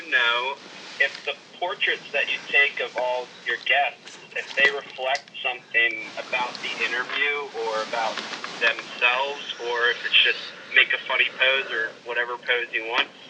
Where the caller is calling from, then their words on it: Philadelphia, Pennsylvania, United States; I am calling from Philadelphia.